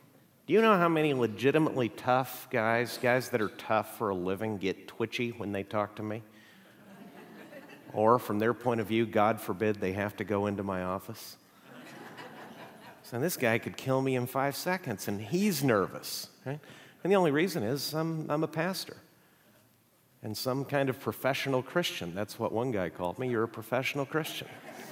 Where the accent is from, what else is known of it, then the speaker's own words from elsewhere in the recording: Mexico; I grew up in Mexico. My parents are missionaries.